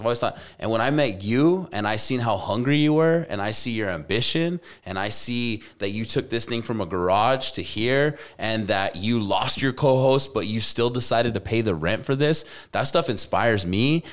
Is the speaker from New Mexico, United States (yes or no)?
yes; Albuquerque, New Mexico, United States; moved away; go back to my hometown